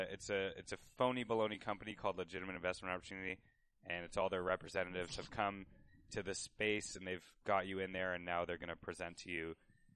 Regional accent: Blackstock, Ontario, Canada; I'm from a little tiny town called Blackstock, Ontario.

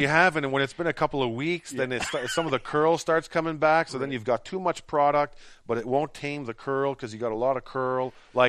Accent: Ottawa, Ontario, Canada; now in Montreal, Canada; I grew up in Ottawa. I'm a Franco-Ontarian.

